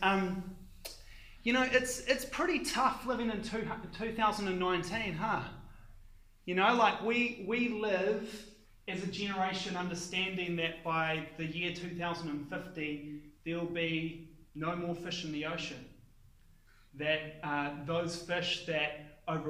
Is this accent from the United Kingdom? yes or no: no; Palmerston North, Manawatū-Whanganui, New Zealand; in the 1980s, where I grew up in Palmerston North, my street in Palmerston North